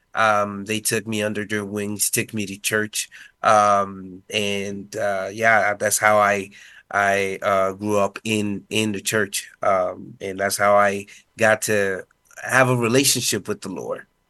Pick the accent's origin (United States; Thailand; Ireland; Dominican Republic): Dominican Republic; first language Spanish; English is a second language; I grew up being a Spanish speaker